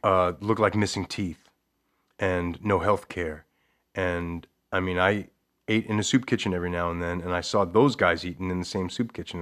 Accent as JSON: {"language": "English", "town": "Levittown", "region": "New York", "country": "United States", "tie": "born or raised there", "moved": "as an adult", "lives_now": "Connecticut, United States", "said": "I grew up in Levittown, New York"}